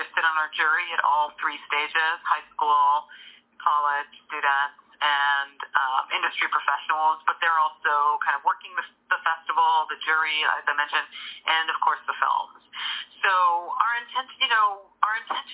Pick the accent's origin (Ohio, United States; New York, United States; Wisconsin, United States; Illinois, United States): New York, United States; New York City; now in Pennsylvania, United States; as a New Yorker born in Brooklyn